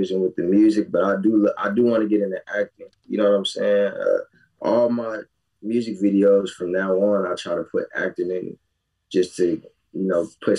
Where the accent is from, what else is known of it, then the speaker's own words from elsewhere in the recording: Nigeria; Me being Nigerian.